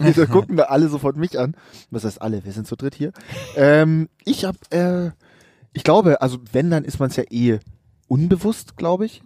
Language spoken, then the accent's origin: German; Munich, Bavaria, Germany; als Münchner